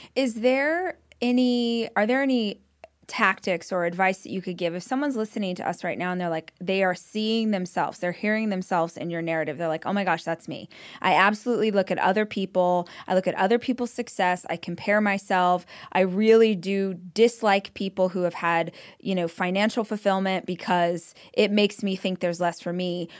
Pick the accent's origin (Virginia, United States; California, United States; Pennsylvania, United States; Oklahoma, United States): California, United States; Weed Patch Highway; I grew up on Weed Patch Highway